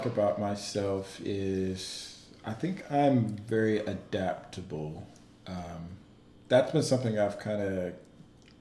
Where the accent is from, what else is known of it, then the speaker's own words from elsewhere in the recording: Atlanta, Georgia, United States; one of my best friends I grew up with in Atlanta